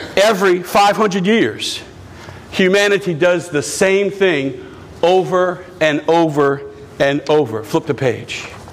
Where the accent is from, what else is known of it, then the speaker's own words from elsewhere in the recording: United States; I love being an American